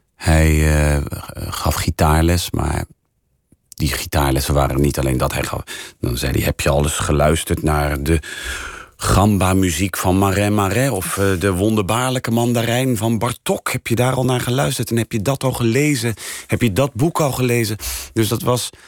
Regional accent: Rotterdam, South Holland, Netherlands; now in Amsterdam, Netherlands; ik kom uit Rotterdam

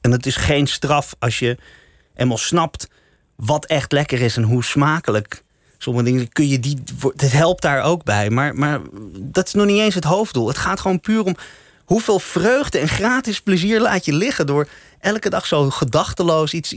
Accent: Amsterdam, North Holland, Netherlands; born or raised there; also born or lived in The Hague

